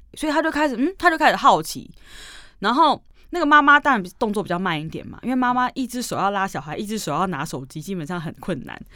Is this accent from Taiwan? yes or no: yes; Taiwan; 我们是海的子民啊，我们是嗯。台湾人嘛嗯，岛国啊